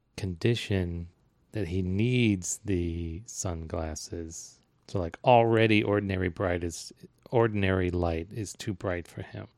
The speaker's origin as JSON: {"language": "English", "country": "United States", "accent": "American", "said": "my American accent"}